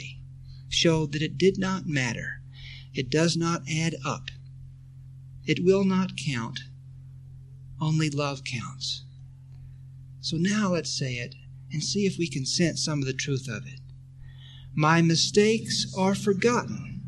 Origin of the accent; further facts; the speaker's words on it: Texas, United States; when I was a boy growing up in Texas